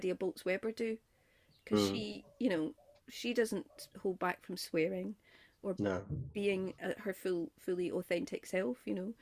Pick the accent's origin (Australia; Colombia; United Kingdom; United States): United Kingdom; near Glasgow, Scotland; I grew up near Glasgow